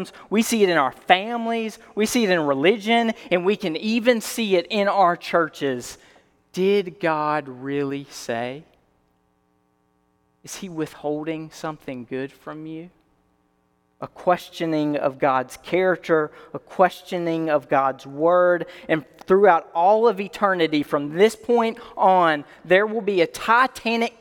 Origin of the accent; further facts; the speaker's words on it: Alabama, United States; I'm from Alabama